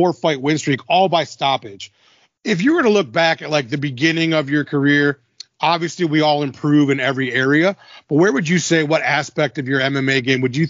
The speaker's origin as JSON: {"language": "English", "town": "Detroit", "region": "Michigan", "country": "United States", "said": "I'm from Detroit. We're sons of the Midwest"}